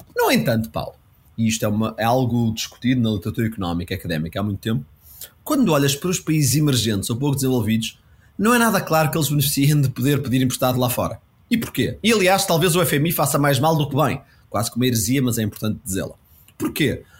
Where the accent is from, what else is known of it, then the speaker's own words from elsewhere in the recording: Portugal; como português